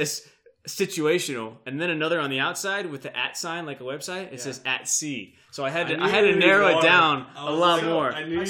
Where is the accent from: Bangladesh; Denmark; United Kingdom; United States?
United States; I'm an American